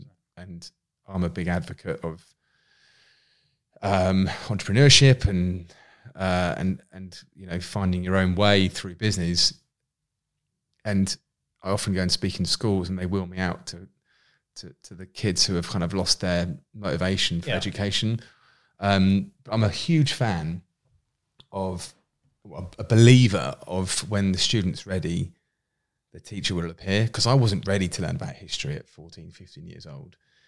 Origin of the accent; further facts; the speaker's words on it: Winchester, South East England, United Kingdom; I think where I grew up in Winchester in Hampshire, it's one of those towns where everyone knows everyone.